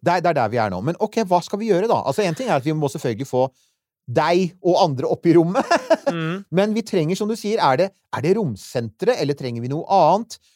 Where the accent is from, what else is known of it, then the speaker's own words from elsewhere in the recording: Eiksund, Møre og Romsdal, Norway; omtrent på hjemstedet mitt på Sunnmøre, Eiksund, i Ulstein kommune.